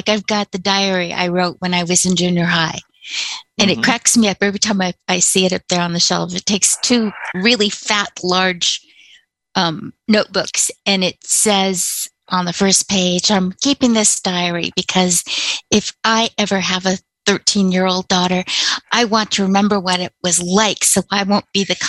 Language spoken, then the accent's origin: English; California, United States; born there; also born or lived in Michigan / Alabama / Louisiana / Texas; I was an Army brat, for starters. So I was born in California. When I was a year old, we took the train back to Michigan because my father was sent to Korea.